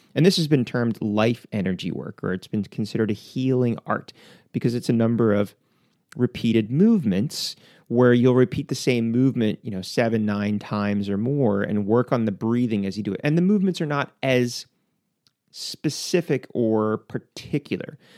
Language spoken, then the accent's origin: English; United States; as an American